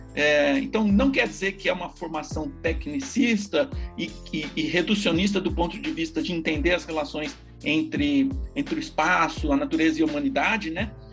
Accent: São Carlos, São Paulo, Brazil; moved away as an adult; also born or lived in Bauru / United Kingdom; Eu sou natural do interior de São Paulo, de São Carlos

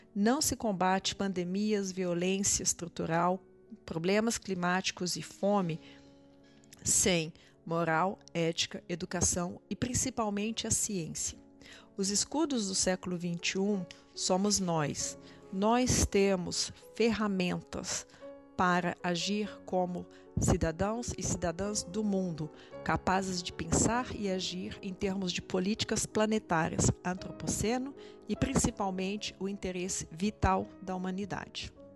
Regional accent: Brazil; como brasileiros, brasileiras, cidadãos e cidadãs do mundo

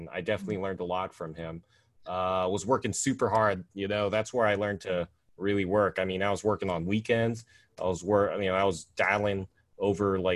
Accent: United States; I was born in America, so I'm first generation here

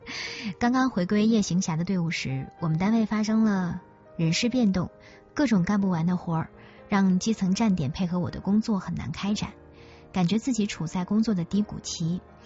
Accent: Northeast China, China; moved away; 小时候生活在东北，冬天的雪可以垒起城堡，可以盖得比人还高

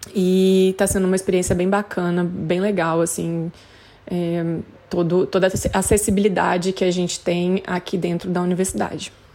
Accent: Brazil; moved away as an adult; now in Australia; Eu nunca saí do Brasil, nunca tinha saído do Brasil antes

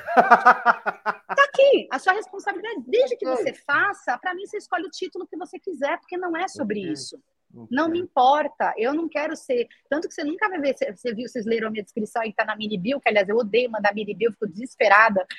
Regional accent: São Paulo, Brazil; A gente era de São Paulo, eu sempre brinco, eu sou tão de São Paulo que eu nasci na Avenida Paulista

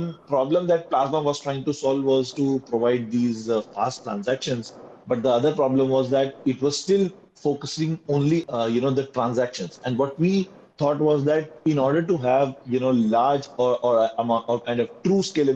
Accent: India; we are coming from India

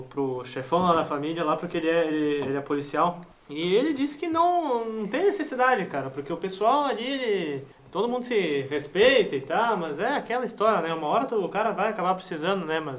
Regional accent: São Paulo, Brazil; Deixa vir que eu sou do Graja. sou do Grajaú. Aqui é Grajaú, aqui não tem tempo ruim, mano.

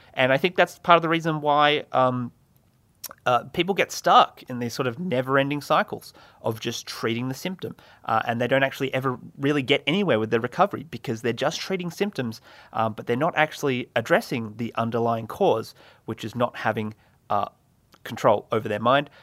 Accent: Australia; I'm from Australia

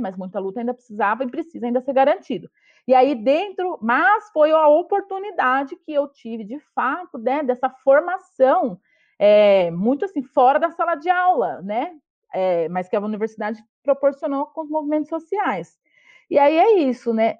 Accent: São Paulo, Brazil; eu venho da periferia de São Paulo, sou da zona leste

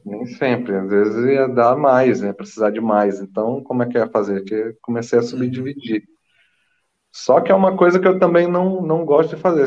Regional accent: Manaus, Amazonas, Brazil; moved away as an adult; also born or lived in São Paulo; now in Buenos Aires, Argentina; Eu sou nascido, criado em Manaus

